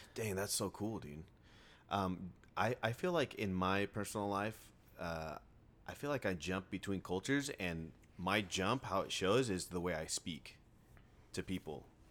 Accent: Riverside, California, United States; I grew up in Riverside, like downtown Riverside, an apartment complex

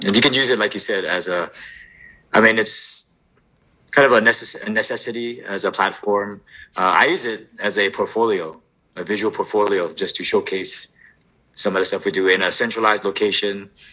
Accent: Oahu, Hawaii, United States; moved away as an adult; now in Washington, United States; born and raised on Oahu and moved up to Washington in 2006

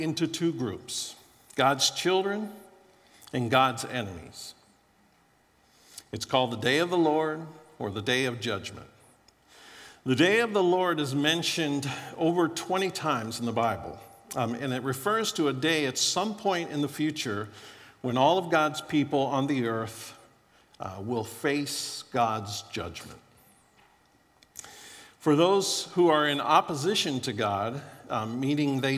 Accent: Florida, United States; moved away; I grew up in Florida and was pretty poor growing up

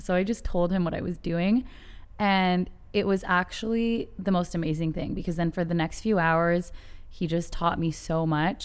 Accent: Canada; I, I'm Canadian

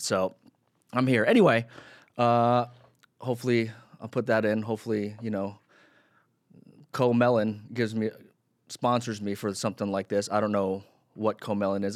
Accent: Philippines; I'm Filipino

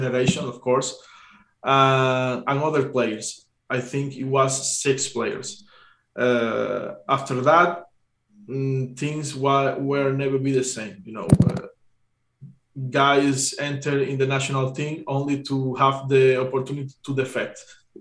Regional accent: Cuba; I'm Cuban

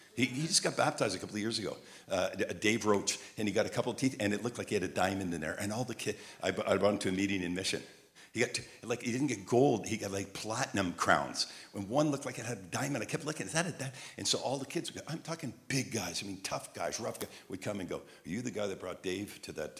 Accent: Montreal, Quebec, Canada; I had an accent, a southern accent, and I'm from Montreal.

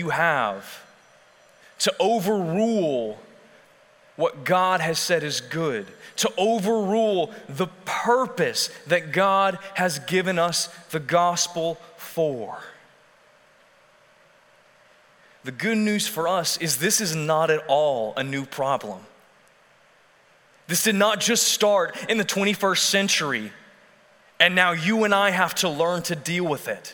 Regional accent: Texas, United States; We as Texans have our culture

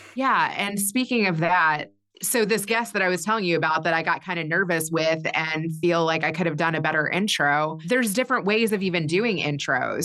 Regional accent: Kentucky, United States; moved away as an adult; also born or lived in Chicago; I grew up in Kentucky.

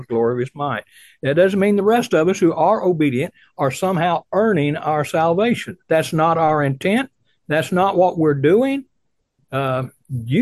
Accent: Illinois, United States; moved away; also born or lived in the South; I grew up in Illinois.

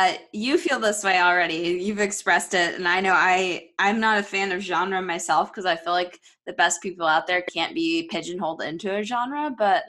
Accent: Florida, United States

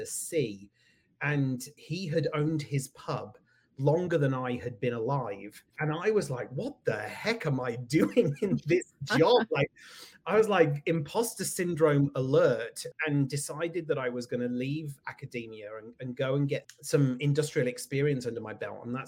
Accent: United Kingdom; moved away as an adult; also born or lived in California; now in Connecticut, United States; you can probably hear from my accent that I am from the UK. That's where I grew up, lived there until I was in my 40s

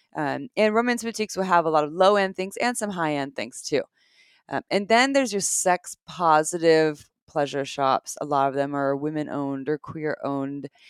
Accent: Santa Cruz, California, United States; I grew up in Santa Cruz, California

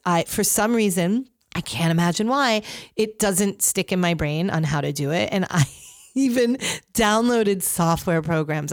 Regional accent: Northeast, United States; I grew up in the Northeast

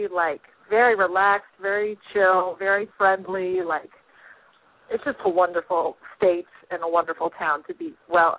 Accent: Fruita, Colorado, United States; I am from Colorado.

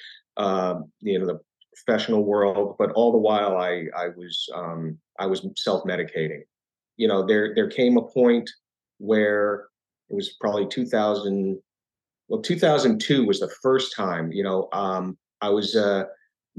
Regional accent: New York area, United States; I grew up in the New York area and in the 70s

